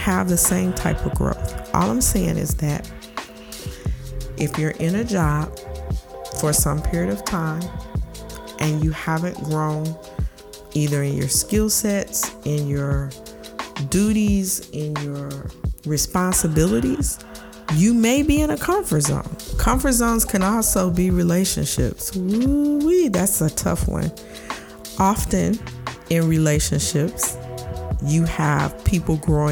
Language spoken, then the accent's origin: English; St. Louis, Missouri, United States; I'm from the Midwest, and in my city, St. Louis